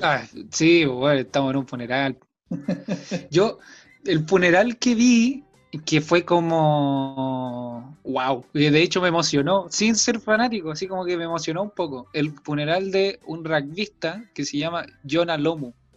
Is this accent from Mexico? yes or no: no; Antofagasta, Chile; yo soy de Antofagasta